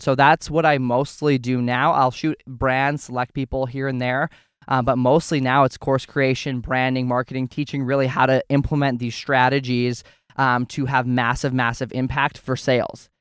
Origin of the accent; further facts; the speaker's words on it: Alberta, Canada; I grew up on a ranch in Alberta, Canada